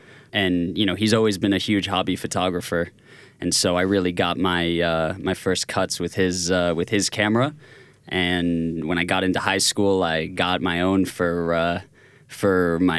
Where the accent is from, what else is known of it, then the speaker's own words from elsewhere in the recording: Boston, Massachusetts, United States; moved away as an adult; now in Tel Aviv, Israel; So I'm originally from Boston, Massachusetts.